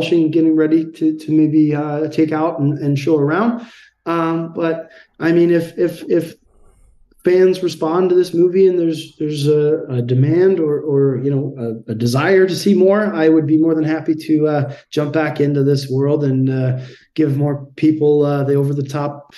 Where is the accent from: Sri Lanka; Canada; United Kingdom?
Canada; we're guys from Canada